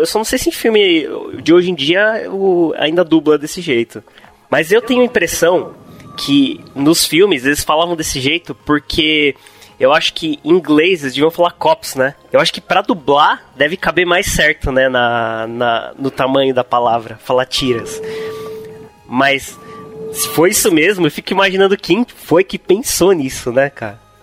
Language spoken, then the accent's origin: Portuguese; Santo André, São Paulo, Brazil; eu sou de São Paulo mesmo, eu nasci em Santo André. Acho que convivi bastante com, com gírias do ABC